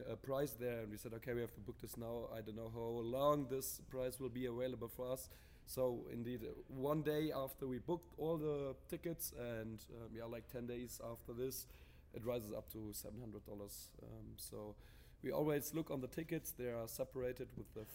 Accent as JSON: {"language": "English", "town": "Darmstadt", "region": "Hesse", "country": "Germany", "said": "I'm from Darmstadt"}